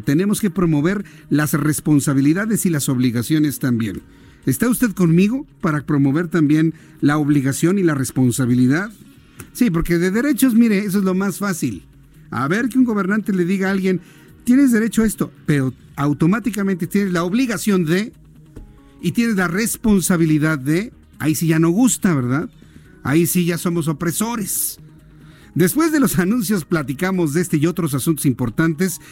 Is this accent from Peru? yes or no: no; Mexico; accent: cantadito; aquí en México también es algo difícil el español neutro. Aunque usted y yo nos escuchemos normales, nos dicen que cantamos, que tenemos un cantadito.